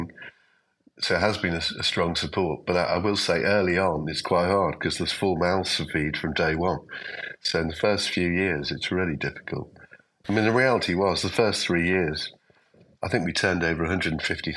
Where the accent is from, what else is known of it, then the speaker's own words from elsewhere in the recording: Liverpool, North West England, United Kingdom; I'm from Liverpool